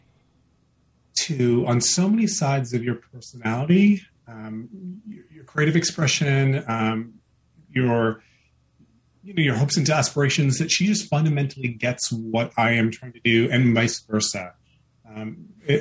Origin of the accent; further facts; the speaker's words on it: United States; I was born and brought up in America. So I am American by birth, Indian by ethnic heritage